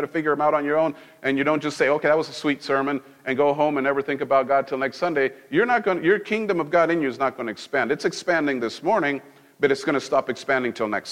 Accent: Mexico; moved away; I grew up in Mexico.

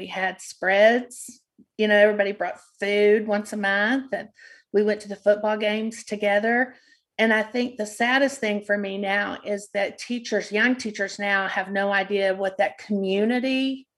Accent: Odessa, Texas, United States; I loved working in Odessa because I grew up in Odessa and I knew everyone

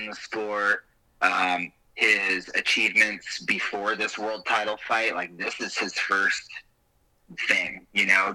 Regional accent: Great Falls, Montana, United States; I grew up wrestling in Great Falls

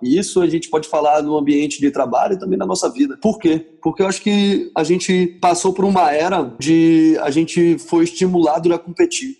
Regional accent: Porto Alegre, Rio Grande do Sul, Brazil; moved away as an adult; also born or lived in Bahia / São Paulo / Rio de Janeiro / Salvador; now in San Diego, United States; eu sou natural de Porto Alegre

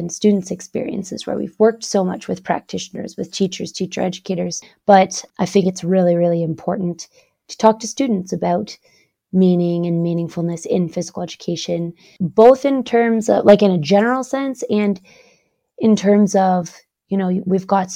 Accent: Canada; I'm Canadian. I spend most of my time in Canada, but I am now here doing some research in Norway

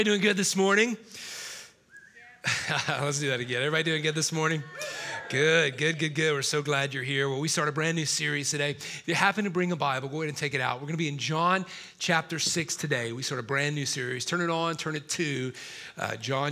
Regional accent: South Carolina, United States; Miss South Carolina from my home state

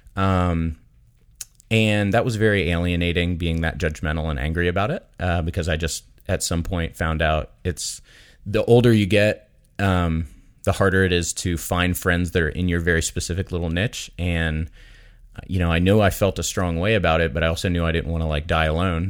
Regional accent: Daytona Beach, Florida, United States; I grew up in Daytona Beach, Florida

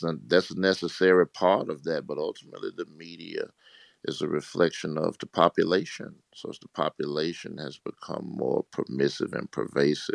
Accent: Mississippi, United States; As a country boy growing up in Mississippi, you know, we used to hunt

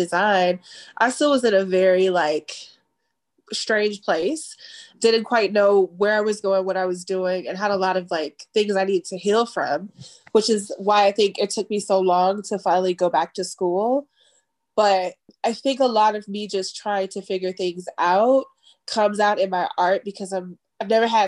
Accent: Chicago, Illinois, United States; as a Black kid growing up in Chicago

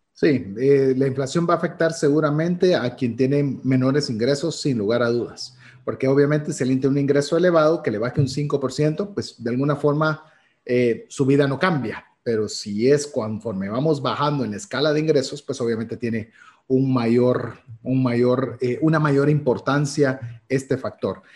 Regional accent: Guatemala

